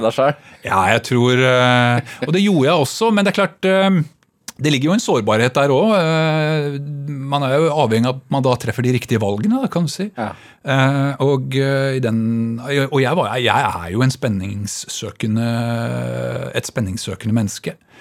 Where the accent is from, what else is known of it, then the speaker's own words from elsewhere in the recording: Bærum, Akershus, Norway; jeg vokste opp altså på Kolsås og på Rykkinn